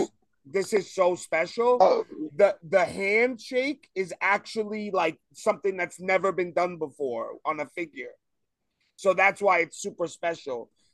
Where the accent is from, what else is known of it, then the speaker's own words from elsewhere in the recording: New York City, New York, United States; now in Long Island, United States; I grew up in Brooklyn my whole life. You know, I just moved out to Long Island.